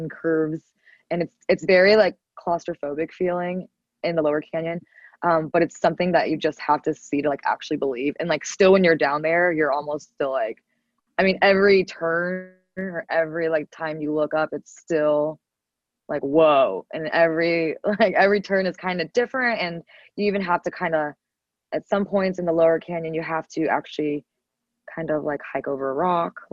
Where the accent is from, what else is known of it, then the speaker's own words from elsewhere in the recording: Arizona, United States; also born or lived in Scottsdale, Arizona; my home state.